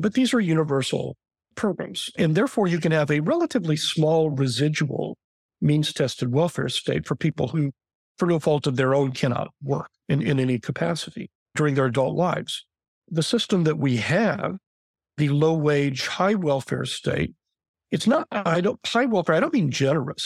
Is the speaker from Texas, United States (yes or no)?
yes; Texas, United States; as a Texan